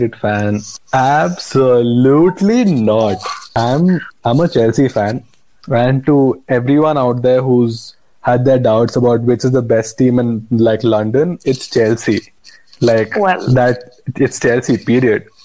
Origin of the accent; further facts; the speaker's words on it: Bangalore, Karnataka, India; also born or lived in Goa; I am from Bangalore, born in Goa, brought up in Bangalore